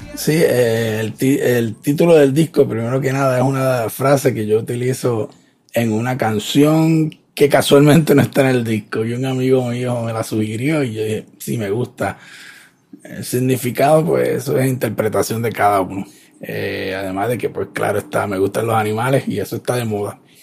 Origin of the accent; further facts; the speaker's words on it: Ponce, Puerto Rico; soy de Ponce